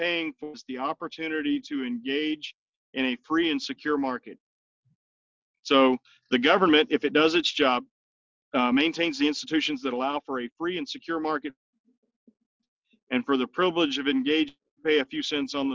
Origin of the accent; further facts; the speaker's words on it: South Louisiana, United States; now in West Virginia, United States; where I grew up in South Louisiana